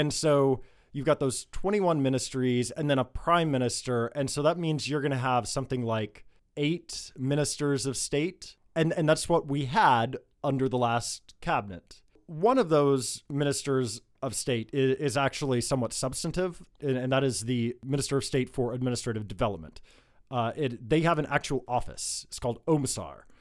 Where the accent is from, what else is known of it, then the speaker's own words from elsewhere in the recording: United States; now in Lebanon; As an American